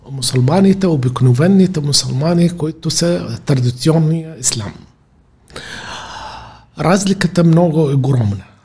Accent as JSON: {"language": "Bulgarian", "region": "Rhodopes", "country": "Bulgaria", "said": "Аз съм от Родопите, няма такова"}